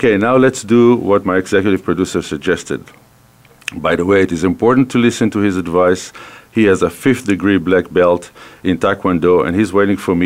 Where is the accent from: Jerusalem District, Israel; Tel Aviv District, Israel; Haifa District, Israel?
Haifa District, Israel; Haifa; accent: Israeli; English is a second language; moved away as an adult; now in Calgary, Canada; I'm originally from Israel. The accent is an Israeli accent, born, raised in Israel